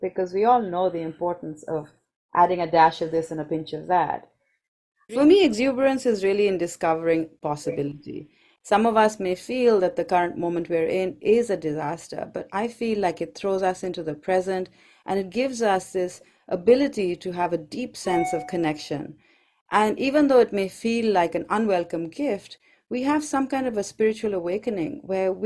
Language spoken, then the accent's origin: English; Kolkata, West Bengal, India; as a child growing up in Calcutta, I worked with Mother Teresa